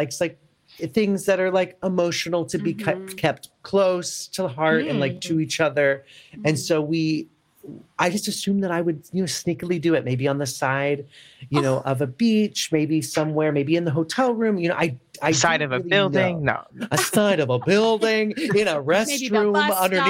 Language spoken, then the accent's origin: English; St. Louis, Missouri, United States; also born or lived in Chicago; now in New York, United States; as the lovely Sarah said. I am originally from St. Louis, Missouri, born and raised, lived in Chicago with Sarah for several years.